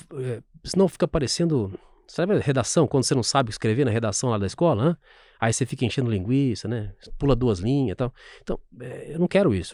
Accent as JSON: {"language": "Portuguese", "town": "São Sebastião do Paraíso", "region": "Minas Gerais", "country": "Brazil", "also_born_or_lived": "Franca", "moved": "yes", "said": "Eu sou do interior de Minas Gerais e quando eu fiz 18 anos, meu primeiro inteiro com, emprego com carteira foi numa fábrica de sapatos."}